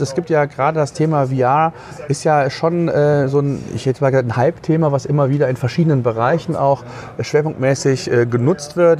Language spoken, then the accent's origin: German; Germany; bei uns in Deutschland